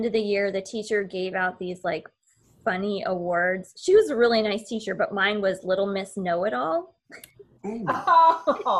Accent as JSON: {"language": "English", "region": "Iowa", "country": "United States", "tie": "born or raised there", "also_born_or_lived": "Indiana", "moved": "as an adult"}